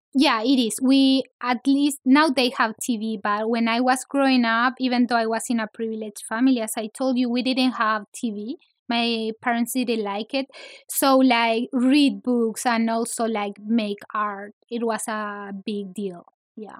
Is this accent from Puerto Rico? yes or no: no; Santiago, Santiago Metropolitan Region, Chile; English is a second language; moved away as an adult; now in Los Angeles, United States; I grew up in Santiago